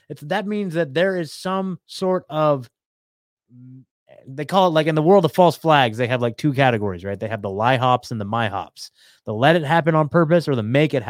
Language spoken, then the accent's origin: English; Eugene, Oregon, United States; I'm from Eugene